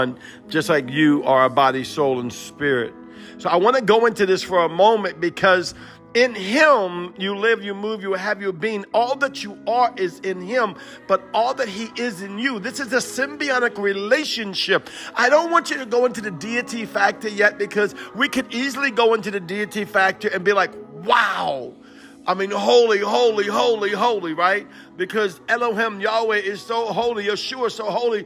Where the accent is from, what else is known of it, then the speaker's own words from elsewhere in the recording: Cajun, Louisiana, United States; I'm Cajun